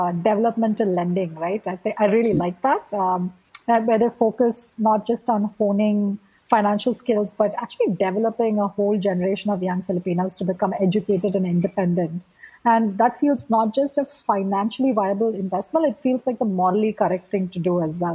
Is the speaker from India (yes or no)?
yes; India; growing up in India